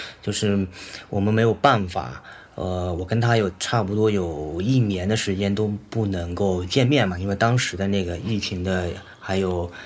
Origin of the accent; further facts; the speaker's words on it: Fuzhou, Fujian, China; moved away as an adult; also born or lived in Denmark / Vienna / New York / Beijing; 我的老家是福建福州，